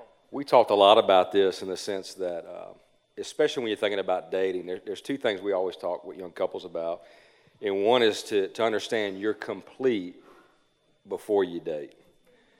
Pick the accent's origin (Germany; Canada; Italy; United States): United States; Cajun, Louisiana; I'm Cajun